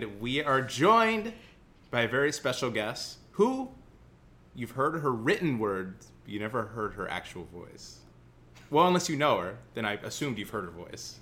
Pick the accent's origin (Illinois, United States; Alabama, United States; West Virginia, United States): Illinois, United States; Central; accent: Central Illinois; now in Minnesota, United States; I'm told I have a Central Illinois accent